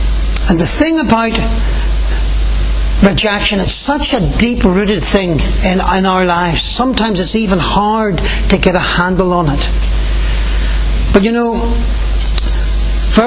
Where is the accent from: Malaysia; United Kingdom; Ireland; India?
Ireland; as Irish people